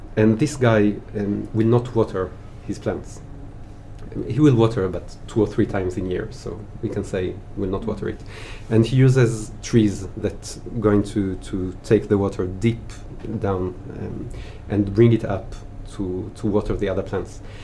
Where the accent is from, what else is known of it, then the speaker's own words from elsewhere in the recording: Israel; moved away as an adult; now in Paris, France; I was born and raised in Israel